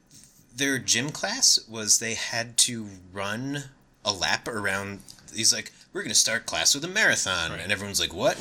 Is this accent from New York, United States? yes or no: yes; New York, United States; And hey, I'm from New York. We don't have chicken butt egg houses, all right?